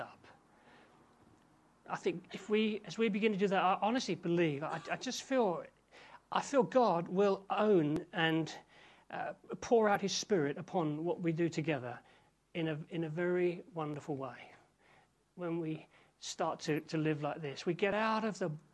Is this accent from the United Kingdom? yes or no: yes; England, United Kingdom; as English people